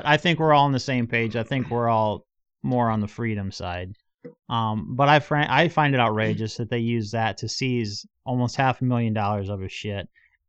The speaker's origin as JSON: {"language": "English", "region": "Northwest Iowa", "country": "United States", "also_born_or_lived": "Kansas City", "accent": "Northwest Iowa", "said": "even Northwest Iowa, we got our own accent."}